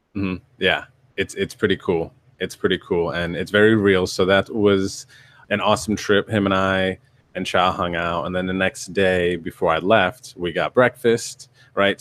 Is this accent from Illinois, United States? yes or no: no; northeastern Pennsylvania, United States; also born or lived in Yuma, Arizona / North Carolina; now in California, United States; the majority of my childhood was in northeastern Pennsylvania, but my, I was born in Yuma, Arizona